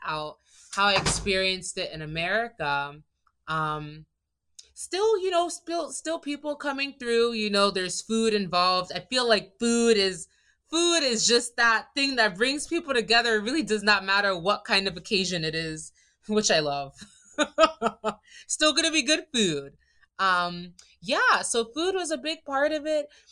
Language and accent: English; Maryland, United States; moved away as an adult; also born or lived in Nigeria (ancestry); now in Thailand; I'm from Maryland in the U S A. My family's Nigerian. So I'm Nigerian American, but I'm one of the few who was born in the States